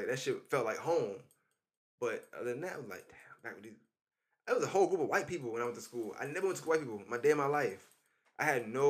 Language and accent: English; New York, United States; I was popular though, because I was from New York and I could play basketball.